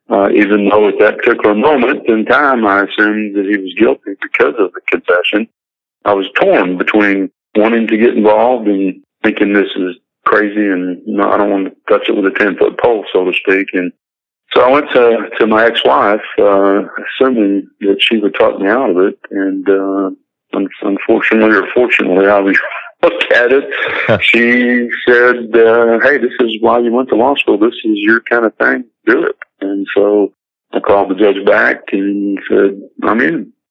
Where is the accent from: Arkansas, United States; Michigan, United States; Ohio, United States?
Arkansas, United States; Perryville; Perryville, my, my hometown